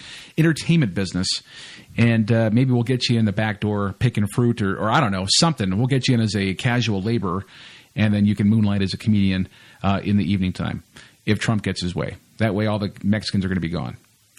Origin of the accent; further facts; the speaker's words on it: Canada; Canadians will go down to America, and it's like we don't really, you know, hype that up a lot for some reason.